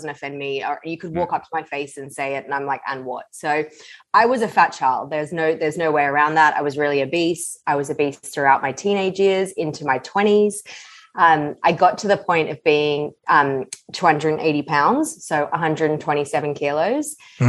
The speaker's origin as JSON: {"language": "English", "country": "Australia", "tie": "born or raised there", "also_born_or_lived": "London, United Kingdom", "moved": "as an adult", "said": "Yeah, so I'm originally from Australia, born and bred. Nice. When I was 24, I left."}